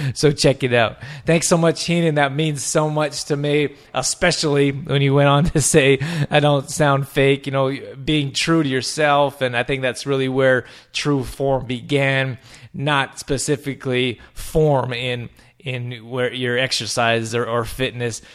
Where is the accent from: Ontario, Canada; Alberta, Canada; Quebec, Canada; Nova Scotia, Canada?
Alberta, Canada; Calgary; moved away; I'm from Can-, Alberta, Calgary, Alberta, we got huge, giant mountains